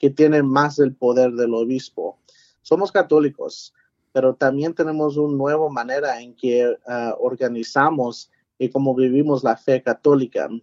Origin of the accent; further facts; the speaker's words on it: San Antonio, Texas, United States; moved away as an adult; also born or lived in Converse, Texas / Washington, D.C.; now in Fort Worth, United States; me nací en San Antonio